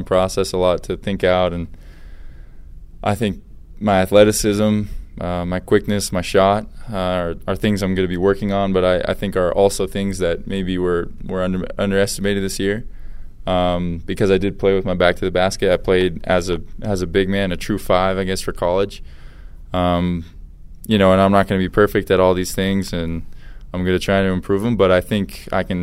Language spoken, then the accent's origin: English; Boston, Massachusetts, United States; now in Utah, United States; I grew up in Boston